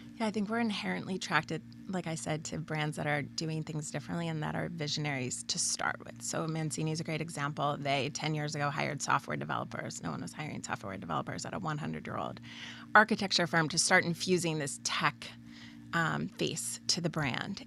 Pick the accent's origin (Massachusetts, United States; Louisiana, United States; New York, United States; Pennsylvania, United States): Pennsylvania, United States; now in Red Bank, New Jersey, United States; we grew up in Pennsylvania